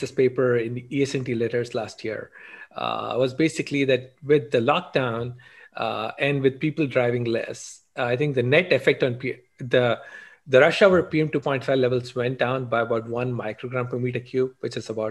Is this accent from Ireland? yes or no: no; India; moved away as an adult; now in Pittsburgh, United States; I grew up in India